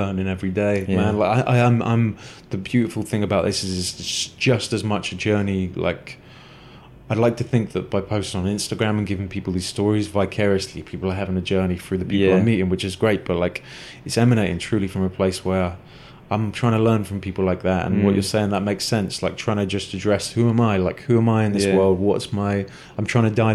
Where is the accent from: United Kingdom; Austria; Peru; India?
United Kingdom; Exeter, South West England; I grew up in Exeter in Devon, which is southwest England